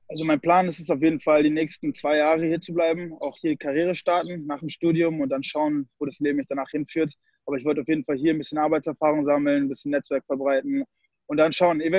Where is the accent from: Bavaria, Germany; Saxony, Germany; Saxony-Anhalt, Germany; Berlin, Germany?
Bavaria, Germany; Munich; born there; Also ich bin in München geboren, äh, in Bayern.